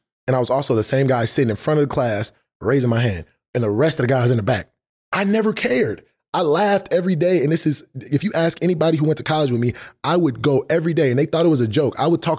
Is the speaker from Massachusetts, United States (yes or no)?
no; Los Angeles, California, United States; I'm from LA, but I'm from